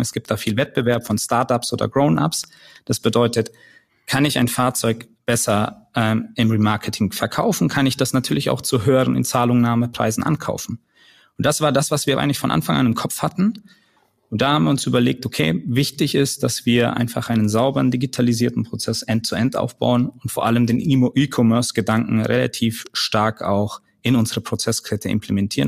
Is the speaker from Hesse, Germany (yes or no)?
no; Nuremberg, Bavaria, Germany; moved away; ich komme ursprünglich aus Nürnberg, bin dort geboren und aufgewachsen